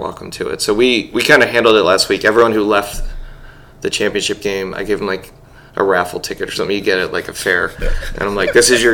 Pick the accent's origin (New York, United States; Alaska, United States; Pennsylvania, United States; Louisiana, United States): Pennsylvania, United States; Glenside; now in Portland, United States; I'm from 5 minutes outside of Philly